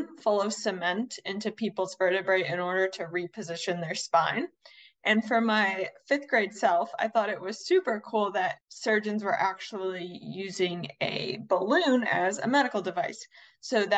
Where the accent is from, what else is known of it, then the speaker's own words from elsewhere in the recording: Chicago, Illinois, United States; I was born and raised in Chicago